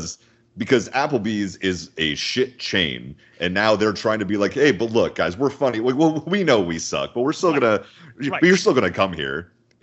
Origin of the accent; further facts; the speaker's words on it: Powell, Wyoming, United States; I grew up in Powell, Wyoming.